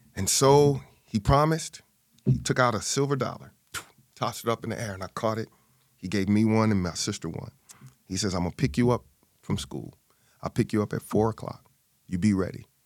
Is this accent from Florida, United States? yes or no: no; St. Louis, Missouri, United States; born and raised in Saint Louis, Missouri.